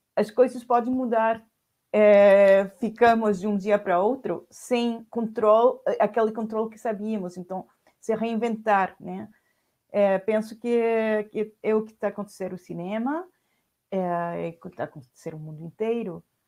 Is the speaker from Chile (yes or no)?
yes; Chile; Portuguese is a second language; now in Paris, France; eu sou chilena